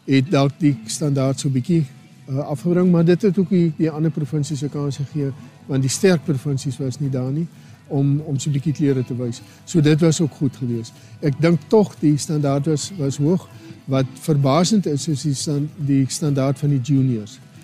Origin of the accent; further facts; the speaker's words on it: Garies / Namaqualand, Northern Cape, South Africa; ek kom van Grobbelhoop af daar in Namakwaland